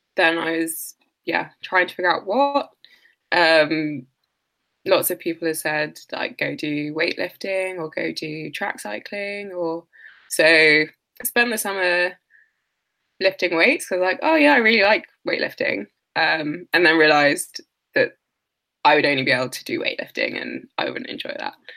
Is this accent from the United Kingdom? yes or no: yes; London, United Kingdom; I'm from London and my family's from Nigeria